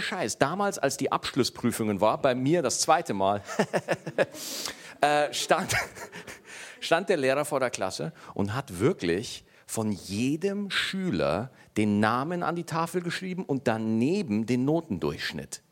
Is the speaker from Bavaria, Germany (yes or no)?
yes; Schwarzach, Bavaria, Germany; ich komme aus Niederbayern. Schwarzach, jawohl, 1800 Einwohner